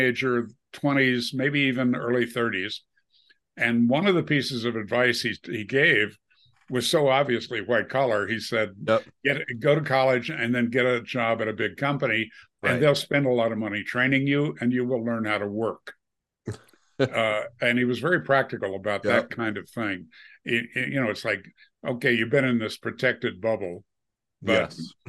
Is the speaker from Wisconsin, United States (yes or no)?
yes; Wisconsin, United States; now in Colorado, United States; I grew up in Wisconsin, the dairy state.